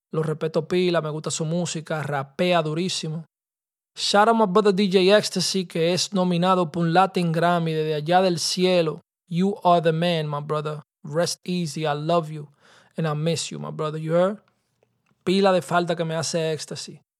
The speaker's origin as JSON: {"language": "Spanish", "country": "Dominican Republic", "said": "nosotros somos nosotros, dominicanos y vaina"}